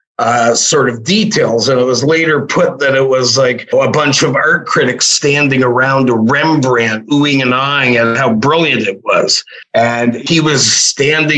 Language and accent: English; Canada; moved away; grew up in Canada, but we were at the tail end of the New York Post distribution range